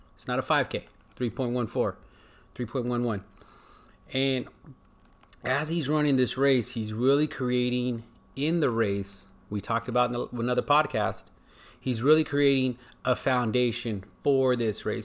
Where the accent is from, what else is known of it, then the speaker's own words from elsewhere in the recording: United States; I'm American